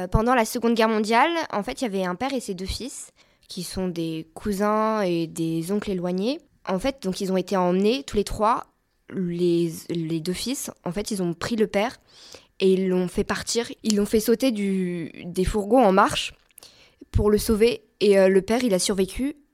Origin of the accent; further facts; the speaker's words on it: Brittany, France; je suis originaire de Bretagne.